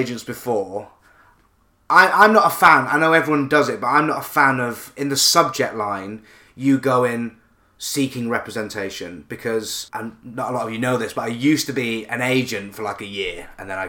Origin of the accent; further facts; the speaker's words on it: the north of England, United Kingdom; a fellow Northerner